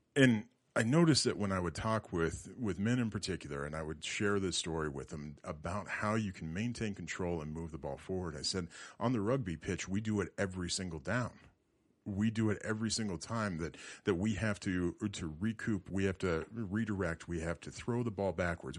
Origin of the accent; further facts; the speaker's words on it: Loveland, Colorado, United States; I was born and raised in Loveland. I lived here a majority of my life.